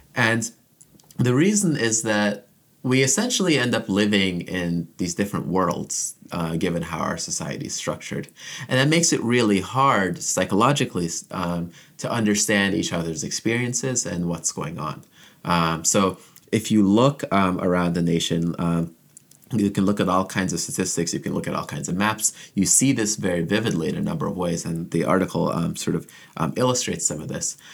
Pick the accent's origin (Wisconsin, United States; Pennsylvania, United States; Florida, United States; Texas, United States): Florida, United States; Orlando; moved away as an adult; also born or lived in Jamaica / Ann Arbor, Michigan; now in Ithaca, United States; I was born in Jamaica, but I immigrated to the U S as a kid and grew up mostly in Central Florida, uh, in the Orlando area